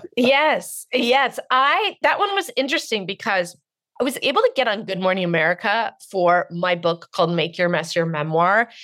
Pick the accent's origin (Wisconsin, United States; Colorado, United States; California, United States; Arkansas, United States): California, United States; Marin County; I'm from Marin County. I was raised by total snobs